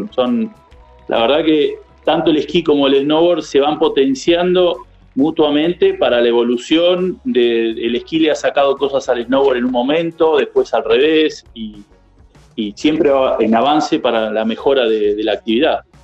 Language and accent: Spanish; Villa La Angostura, Neuquén, Argentina; soy de acá, de Angostura toda la vida